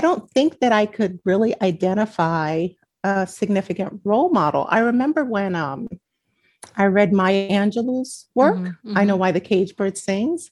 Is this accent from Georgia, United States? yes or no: no; New York City, New York, United States; born or raised there